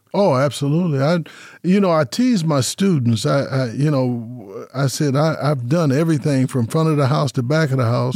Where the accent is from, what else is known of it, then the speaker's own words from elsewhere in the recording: Las Vegas, Nevada, United States; born and raised in Las Vegas, nineteen fifty-two